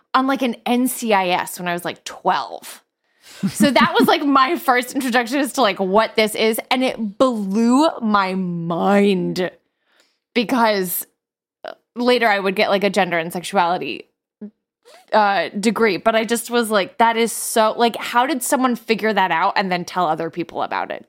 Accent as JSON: {"language": "English", "area": "near Crossgates mall", "region": "New York", "country": "United States", "tie": "born or raised there", "said": "the mall in, close to my hometown"}